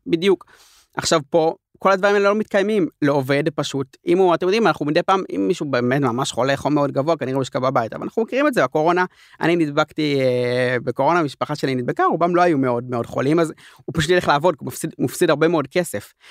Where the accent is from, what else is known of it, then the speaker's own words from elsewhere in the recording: Jerusalem, Jerusalem District, Israel; אני ירושלמי